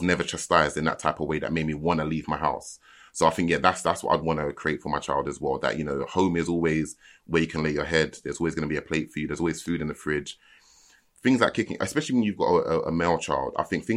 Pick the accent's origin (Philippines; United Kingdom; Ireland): United Kingdom; London; I'm from Lewisham, but I wasn't like in the center of Lewisham